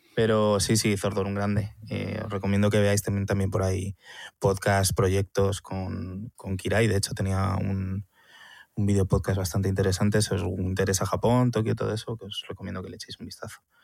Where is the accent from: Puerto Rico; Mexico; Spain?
Spain; Madrid, Community of Madrid; Soy madrileño